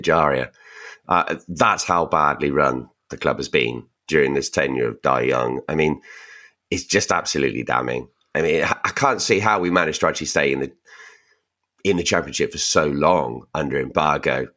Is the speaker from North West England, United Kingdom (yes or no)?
no; Reading, South East England, United Kingdom; We're from Reading